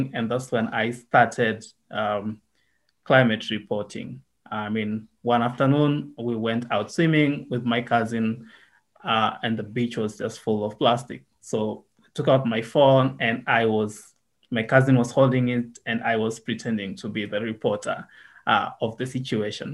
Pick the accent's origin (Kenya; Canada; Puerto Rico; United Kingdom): Kenya; Nairobi; also born or lived in Kenya-Uganda border countryside / Nakuru; I was born in Nairobi, spent a lot of my childhood here in Nairobi, but then went to the countryside on the border of Kenya and Uganda